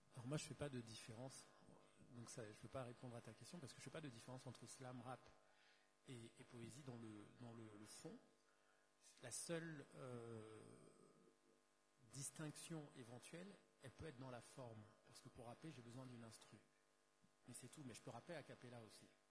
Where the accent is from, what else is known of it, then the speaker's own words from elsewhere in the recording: Douala, Littoral, Cameroon; Je suis né à Douala, j'ai grandi à Douala, donc Douala au Cameroun, pays d'Afrique centrale.